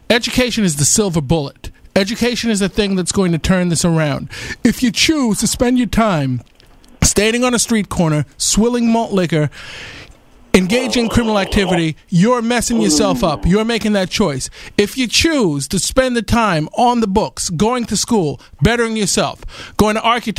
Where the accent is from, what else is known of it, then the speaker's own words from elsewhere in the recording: Queens, New York, United States; Growing up in Jamaica, Queens, I overcame those obstacles.